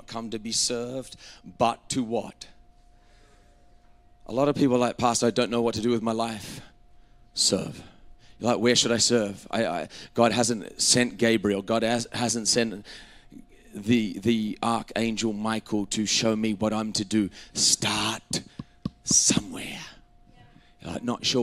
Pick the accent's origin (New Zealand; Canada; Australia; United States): Australia; moved away as an adult; I grew up in Australia until I was 19, and you know, I have a very English, Scottish background.